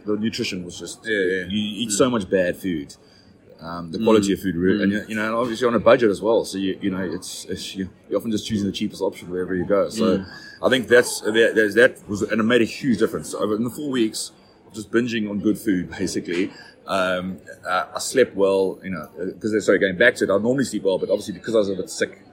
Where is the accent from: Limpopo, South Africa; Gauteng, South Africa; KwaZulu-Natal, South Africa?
KwaZulu-Natal, South Africa; Durban; moved away as an adult; born and bred in Durban, a humid part of South Africa